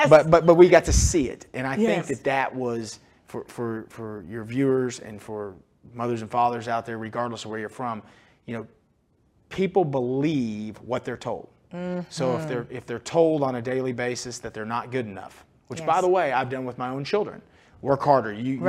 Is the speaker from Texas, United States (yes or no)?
yes; Fort Worth, Texas, United States; You know, when I was a child, my mom, we grew up in Fort Worth at Carswell Air Force Base